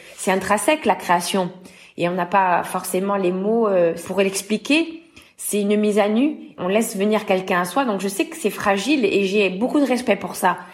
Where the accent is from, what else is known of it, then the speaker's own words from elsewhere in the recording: L'Île-Rousse, Corsica, France; j'ai rejoint euh, une école de chant chez moi en Balagne à île